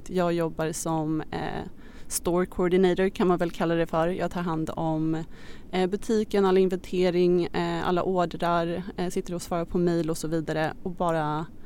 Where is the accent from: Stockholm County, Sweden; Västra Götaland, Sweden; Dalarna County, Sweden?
Stockholm County, Sweden; Stockholm; also born or lived in Australia; Jag är 27 år gammal, född och uppvuxen här i Stockholm men jag är nyligen hemkommen från Australien där jag har bott i sju år.